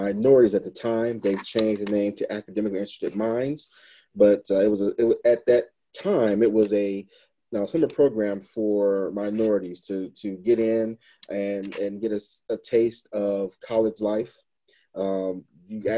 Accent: Detroit, Michigan, United States; I was born and raised in Detroit, Michigan

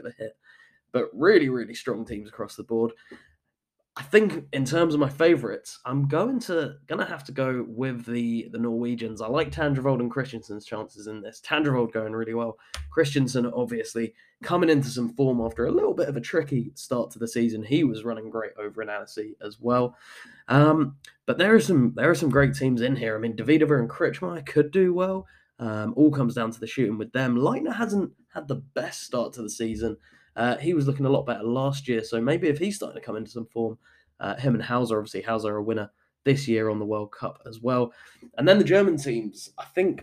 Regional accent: United Kingdom; moved away; my home country. This is … in the UK

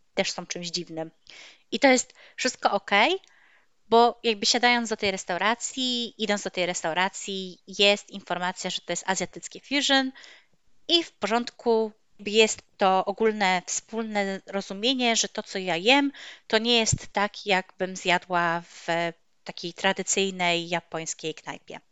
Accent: Poland; also born or lived in Toruń

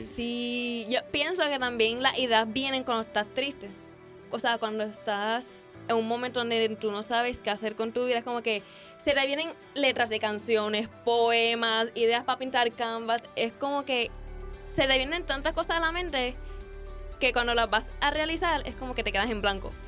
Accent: Guayama, Puerto Rico; moved away as an adult; now in Ponce, Puerto Rico; yo soy de Guayama. En estos momentos me estoy hospedando aquí en Ponce

